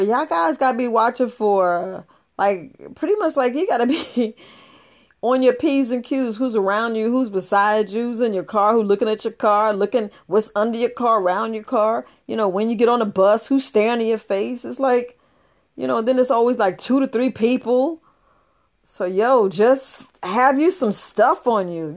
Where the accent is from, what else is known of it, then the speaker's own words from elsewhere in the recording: New York City, New York, United States; I was raised up in the Bronx, New York